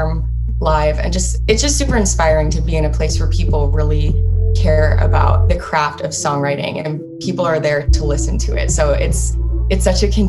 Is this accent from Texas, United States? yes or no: no; Cleveland, Ohio, United States; moved away as an adult; also born or lived in Charlotte; now in Nashville, United States; I am from Cleveland, Ohio. That's where I lived most of my life.